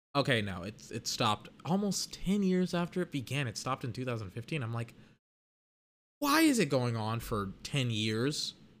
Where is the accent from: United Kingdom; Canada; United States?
United States; Texas; I'm from Texas.